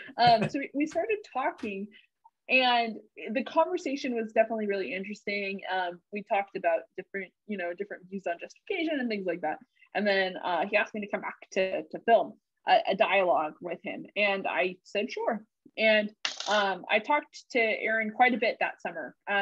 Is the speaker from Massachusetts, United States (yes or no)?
yes; Boston, Massachusetts, United States; So I grew up in Boston, Massachusetts, and most of my friends were not super religious